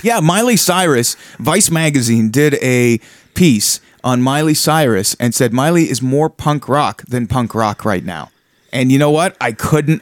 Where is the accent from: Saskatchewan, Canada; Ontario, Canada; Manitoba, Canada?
Ontario, Canada; small town; now in Toronto, Canada; I grew up in small town Ontario